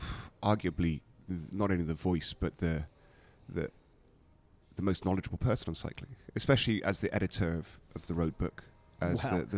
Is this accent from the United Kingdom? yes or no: yes; United Kingdom; I think that I'd done 4 Tour de France as the only British cyclist in the Tour.